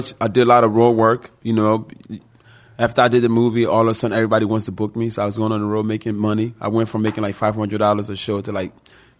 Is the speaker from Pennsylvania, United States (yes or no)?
yes; Philadelphia, Pennsylvania, United States; I was raised in Philly